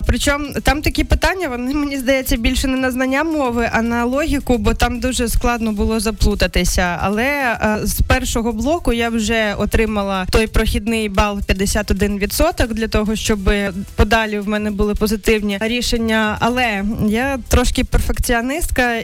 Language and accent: Ukrainian; Krasnodar Krai, Russia; now in Ukraine; я з Кубані